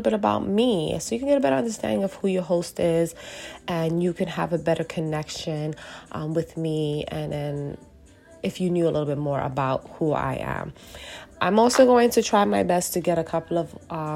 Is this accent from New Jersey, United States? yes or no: no; New York City, New York, United States; I'm born and raised in Brooklyn. Yes, I did move around from time to time, but I am back in Brooklyn, and and I'm Puerto Rican, so New Yorican